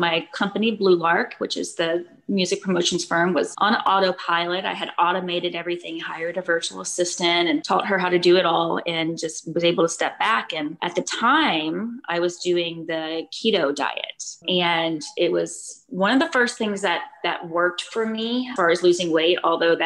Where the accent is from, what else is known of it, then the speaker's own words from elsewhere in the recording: Florida, United States; moved away as an adult; now in Austin, United States; I'm from Florida originally